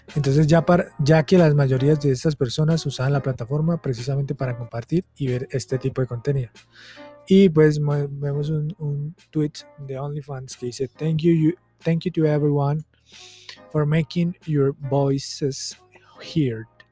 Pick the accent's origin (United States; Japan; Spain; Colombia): Colombia; Vengo de Colombia, soy de Colombia y vengo de un departamento que tiene esta frase jodas